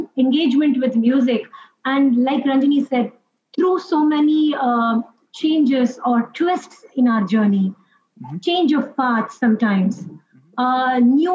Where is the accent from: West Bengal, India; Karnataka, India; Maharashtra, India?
Maharashtra, India; Mumbai; Us being born and brought up in Mumbai, so we were exposed to Marathi